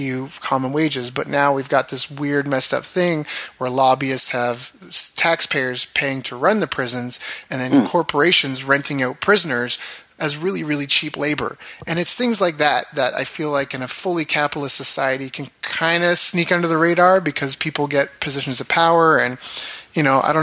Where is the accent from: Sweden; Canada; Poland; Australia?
Canada; also born or lived in Japan / California; where I grew up in Canada, it's a government town